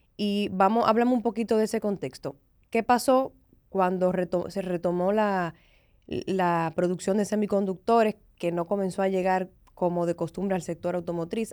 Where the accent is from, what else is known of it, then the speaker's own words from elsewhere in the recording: Dominican Republic; como dominicanos